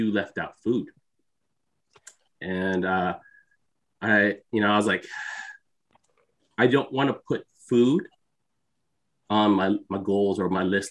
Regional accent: Bay Area, California, United States; I'm Filipino. I'm the son of immigrants. I'm from the Bay Area

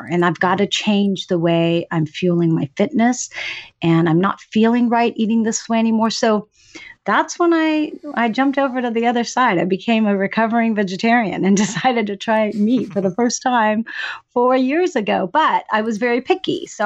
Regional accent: Greece; born there; I was born in Greece and I actually spent most of my summers uh, up and through adolescence with grandma on a fishing village down by the water

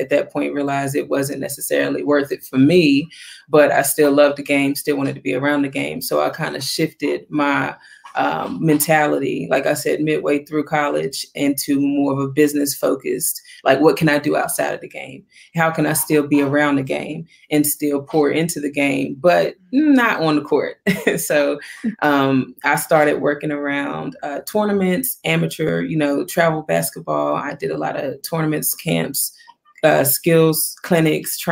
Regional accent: Wytheville, Virginia, United States; moved away as an adult; also born or lived in High Point, North Carolina; I'm actually from Virginia, a small town in Virginia, Wytheville, Virginia, actually.

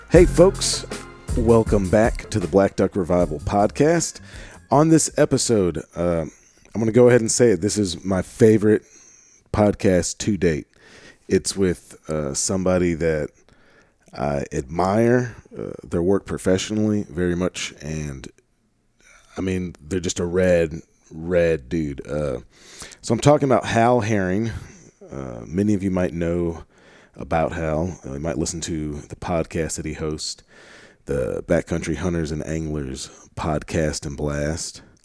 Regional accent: Northwest Arkansas, United States; accent: Northwest Arkansas / Delta mix; Like Northwest Arkansas, my accent is really some weird conglomeration of the amount of time I've spent in the Delta

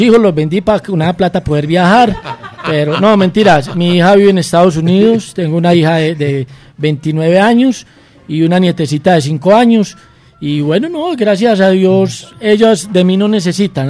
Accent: Medellín, Antioquia, Colombia; me transporta inmediatamente a mi barrio, me trae aquí a Medellín

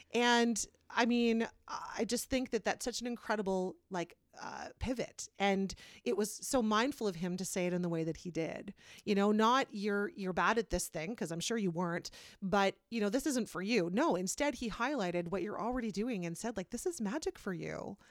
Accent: Kitchener, Ontario, Canada; now in Wellesley, Canada; I'm from Kitchener, Waterloo

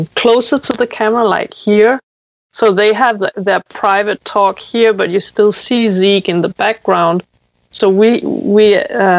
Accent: Zealand, Denmark; I'm calling from the middle of nowhere in a, near a small town called Faxe in Denmark

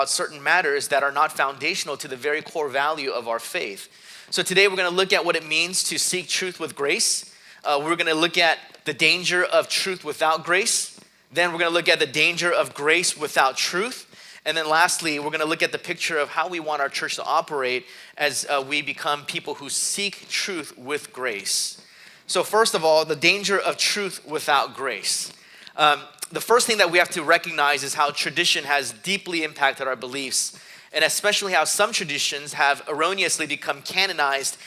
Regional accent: South Korea; moved away; growing up in Korea

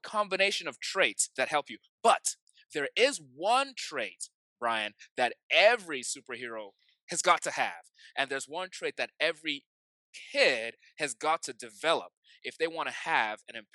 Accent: Nigeria; I grew up in Nigeria

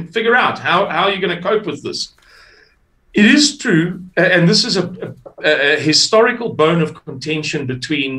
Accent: Amanzimtoti, KwaZulu-Natal, South Africa; I come from KwaZulu-Natal. I come from Amanzimtoti

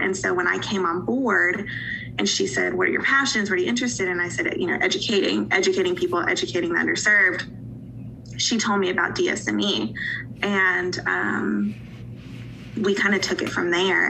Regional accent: Asheville, North Carolina, United States; moved away as an adult; also born or lived in Johnson City, Tennessee; now in Eastern Tennessee, United States; I live in Eastern Tennessee now, but I'm from a, uh, a little a city in Western North Carolina called Asheville

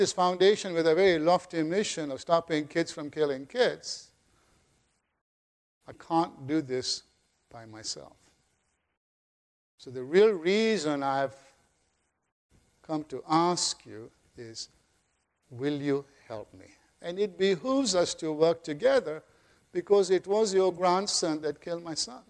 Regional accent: Kenya; now in United States; I was born in Kenya.

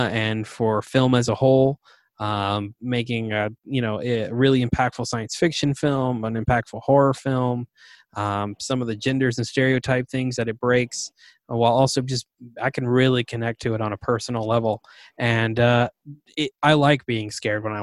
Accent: the South, United States; growing up in the South

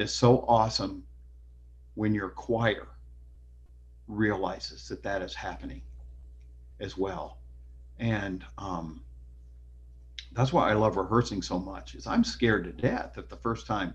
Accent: Iowa, United States; moved away as an adult; I went back to my home state of Iowa

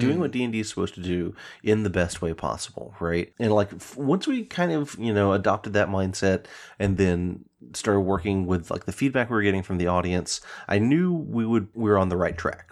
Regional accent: Chattanooga, Tennessee, United States; moved away as an adult; also born or lived in Knoxville, Tennessee; now in Seattle, United States; Knoxville's about two hours from my hometown of Chattanooga

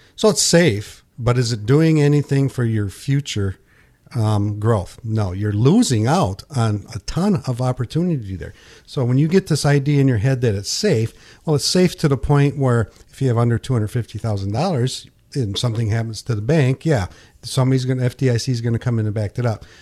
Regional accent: Pinconning, Michigan, United States; when I grew up in Pinconning, I sold night crawlers

